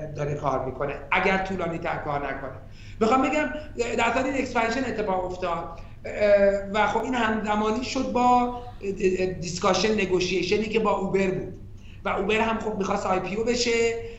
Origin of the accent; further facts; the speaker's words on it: Iran; من ایرانیم